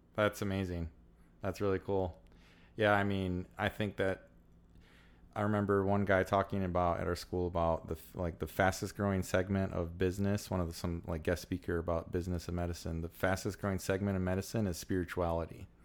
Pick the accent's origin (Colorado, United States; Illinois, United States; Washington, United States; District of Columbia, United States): Illinois, United States; also born or lived in Southern California; been born and raised in Illinois my whole life